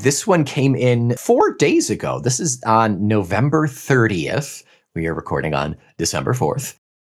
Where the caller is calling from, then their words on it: Israel; English is a second language; I'm 33, and I want to apologize in advance if anything I say seems a bit illogical since English is not my native language. I'm writing to you from my home in Israel during a crazy time.